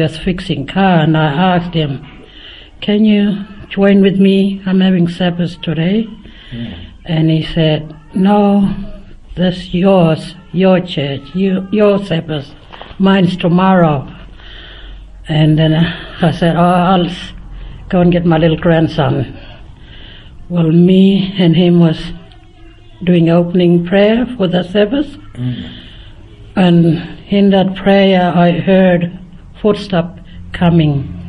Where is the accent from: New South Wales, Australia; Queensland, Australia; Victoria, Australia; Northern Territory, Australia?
Northern Territory, Australia; Finke; I'm from Fink, Heptula